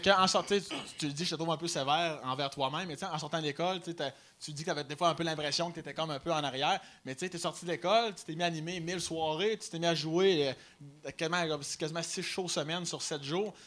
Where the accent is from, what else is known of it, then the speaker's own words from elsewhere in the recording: Chaudière-Appalaches, south of Quebec City, Canada; Moi, je viens euh, sud de Québec. Fait moi, c'est dans Chaudière-Appalaches, comme Lobinière, Lévis